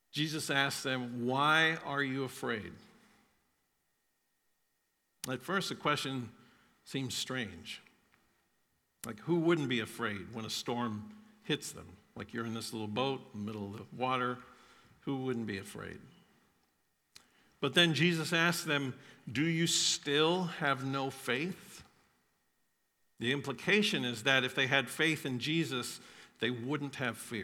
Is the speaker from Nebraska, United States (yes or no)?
no; Florida, United States; I grew up in Florida